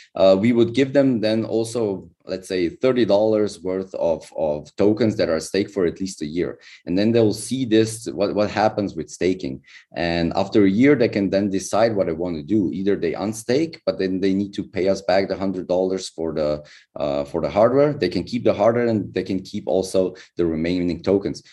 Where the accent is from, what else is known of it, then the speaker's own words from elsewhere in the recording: Slovenia; I'm from Slovenia